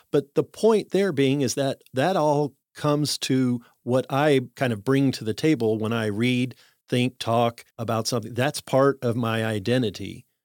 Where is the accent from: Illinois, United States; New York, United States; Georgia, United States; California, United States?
Illinois, United States; Chicago; born there; So I always say I was born in Chicago with Cajun blood